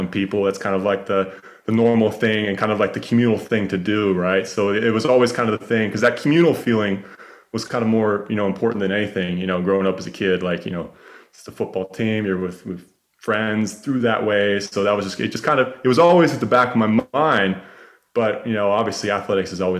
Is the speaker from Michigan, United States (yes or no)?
no; Carlsbad, California, United States; moved away as an adult; also born or lived in San Diego, United States; now in Austin, United States; So I grew up in Carlsbad.